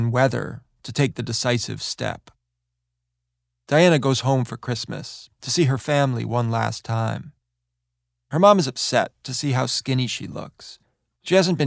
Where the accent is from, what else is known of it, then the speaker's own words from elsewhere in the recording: New York City, New York, United States; When I was growing up in New York City, my family used to take me every year on March 6th to put flowers on the stoop of the townhouse